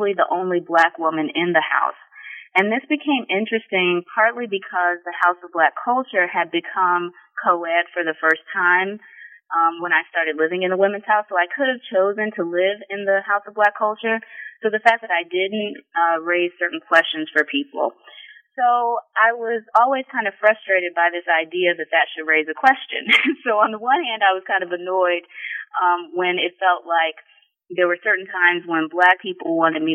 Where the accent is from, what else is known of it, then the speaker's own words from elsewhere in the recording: Sugar Land, Texas, United States; moved away as an adult; also born or lived in Delaware, Ohio / College Park, Maryland; now in Columbus, United States; I was born and raised in Sugar Land, Texas, which is not far from Houston, Texas.